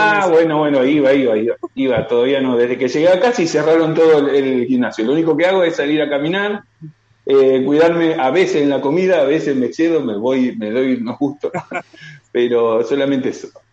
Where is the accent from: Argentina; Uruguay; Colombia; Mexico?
Argentina; moved away as an adult; now in Talavera de la Reina, Spain; De Argentina